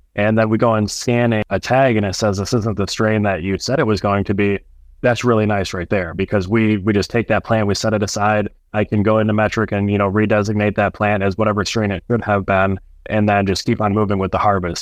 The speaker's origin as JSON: {"language": "English", "town": "Sterling Heights", "region": "Michigan", "country": "United States", "tie": "born or raised there", "also_born_or_lived": "Clare, Michigan", "said": "my hometown"}